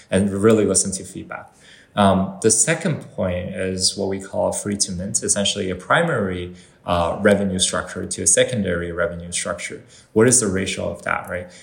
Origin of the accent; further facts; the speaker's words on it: Canada; so I'm, I'm Canadian uh, when it comes to like where I grew up and where I, I was, uh, you know, raised